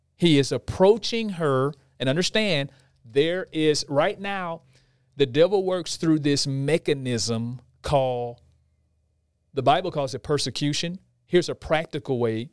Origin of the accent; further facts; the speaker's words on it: Houston, Texas, United States; We're from Houston, Texas.